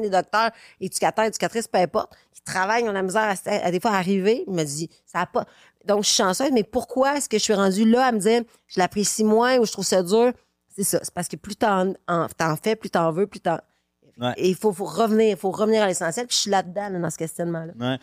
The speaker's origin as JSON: {"language": "French", "town": "Quebec City", "region": "Quebec", "country": "Canada", "said": "je viens de Québec"}